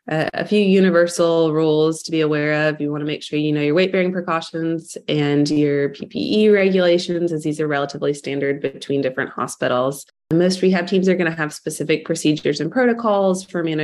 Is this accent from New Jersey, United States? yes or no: no; Atlanta, Georgia, United States; moved away as an adult; also born or lived in Birmingham, Alabama; now in Nashville, United States; I grew up in the Atlanta area